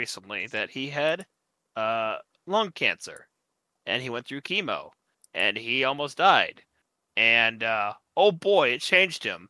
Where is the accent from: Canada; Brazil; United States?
United States; me being an American